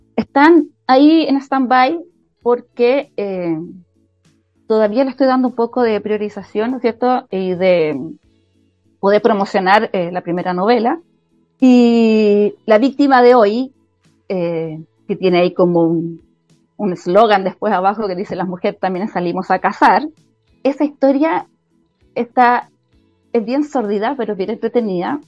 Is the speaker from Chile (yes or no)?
yes; Chile; soy chilena